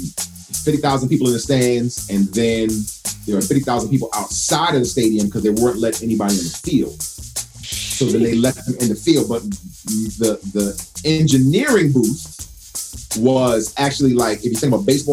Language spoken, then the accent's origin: English; United States; as an American